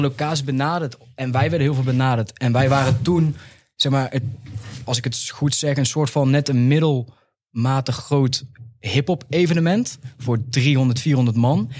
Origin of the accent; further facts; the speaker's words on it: 's-Hertogenbosch, North Brabant, Netherlands; we komen uit Den Bosch